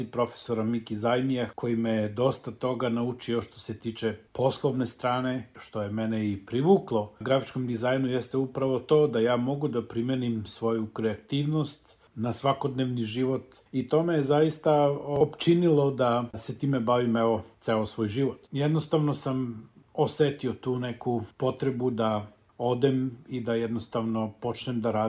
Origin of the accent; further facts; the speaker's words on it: Aleksinac, Serbia; moved away as an adult; also born or lived in New Zealand / Niš; ja sam rođen u Aleksincu. Odrastao sam na Lesinačkom rudniku u velikoj porodici dedom Jovanom i nanom Milicom, mog deda su zvali Jole Crnogorac. Crnogorska familija koja je došla u Aleksinac